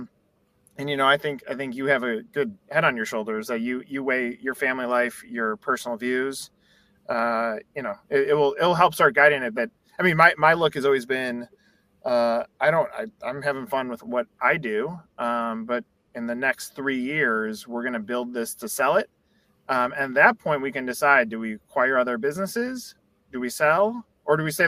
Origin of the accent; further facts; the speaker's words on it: Chicago, Illinois, United States; now in Atlanta, United States; I grew up in Chicago